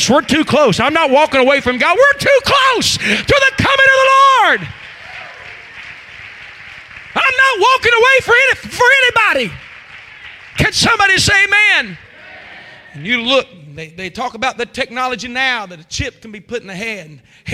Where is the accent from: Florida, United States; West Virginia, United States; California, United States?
West Virginia, United States; I guess I'm from West Virginia.